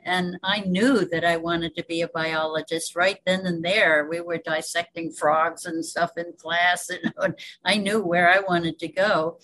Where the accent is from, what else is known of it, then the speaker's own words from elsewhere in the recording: Cairo, New York, United States; also born or lived in Canada / Greece / Peru / Spain; now in Hawaii, United States; I uh, was born in the Hudson Valley